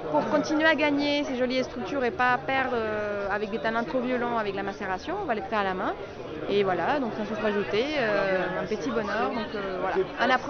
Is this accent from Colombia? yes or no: yes; Colombia; now in Albé, France; je, je suis colombienne.